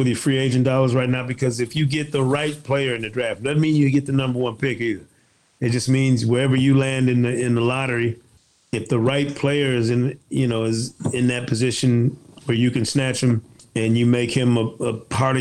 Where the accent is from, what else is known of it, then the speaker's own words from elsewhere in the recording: Michigan, United States; I'm from Michigan